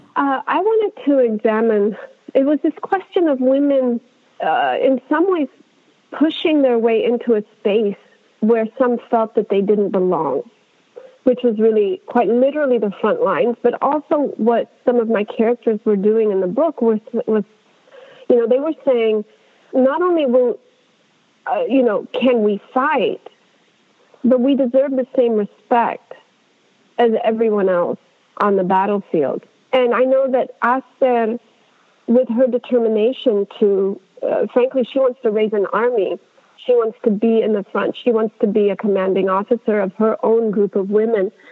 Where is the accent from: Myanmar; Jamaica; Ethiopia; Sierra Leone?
Ethiopia; an Ethiopian child growing up in Ethiopia